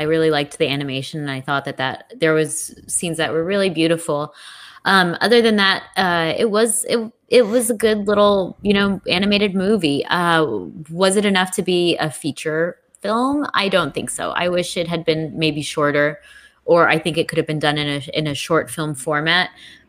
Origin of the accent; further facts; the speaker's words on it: London, United Kingdom; I'm from London town.